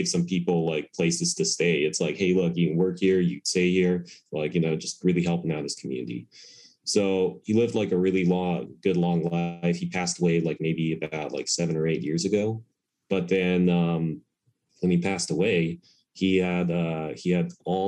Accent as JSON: {"language": "English", "country": "United States", "tie": "born or raised there", "said": "I was born and raised in America"}